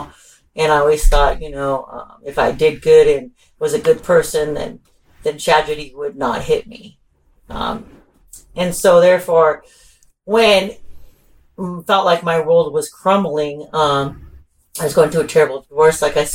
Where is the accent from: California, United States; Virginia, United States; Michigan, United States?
California, United States; Ventura; also born or lived in Oxnard, California; I'm from Ventura and Oxnard